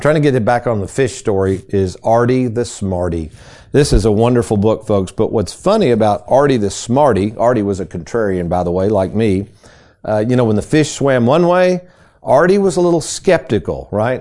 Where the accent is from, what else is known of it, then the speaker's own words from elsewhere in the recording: Lexington, Kentucky, United States; back in the sixties, this would have been probably late sixties, Aaron, growing up in Lexington